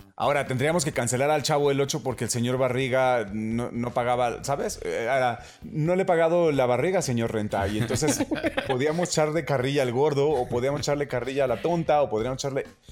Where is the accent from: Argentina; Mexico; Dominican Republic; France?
Mexico